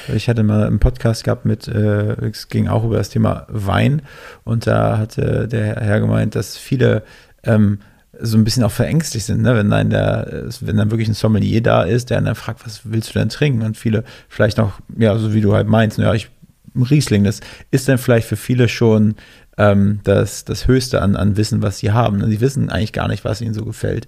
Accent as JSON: {"language": "German", "country": "Germany", "said": "man als Deutscher"}